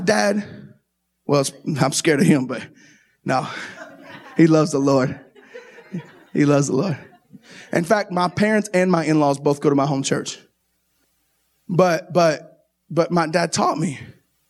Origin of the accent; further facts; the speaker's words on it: Kentucky, United States; I'm from Kentucky